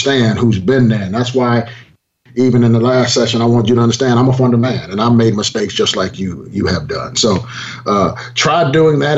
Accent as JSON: {"language": "English", "region": "Southern California", "country": "United States", "tie": "born or raised there", "said": "I grew up in Southern Cal myself"}